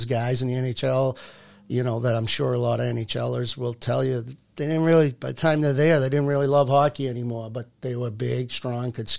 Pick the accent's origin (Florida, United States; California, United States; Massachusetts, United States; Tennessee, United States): Massachusetts, United States; Burlington; I'm from Burlington.